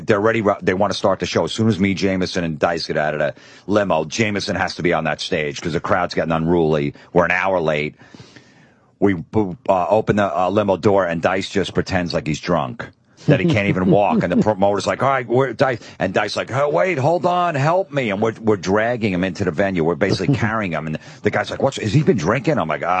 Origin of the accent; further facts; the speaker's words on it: New York, United States; I'm a comic from New York. We're comics.